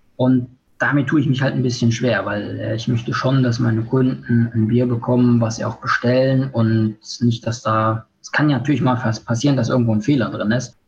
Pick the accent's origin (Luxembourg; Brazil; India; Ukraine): Luxembourg; also born or lived in England / Germany; Ich bin hier geboren, äh, trage aber doppelte Staatsbürgerschaft, also deutsche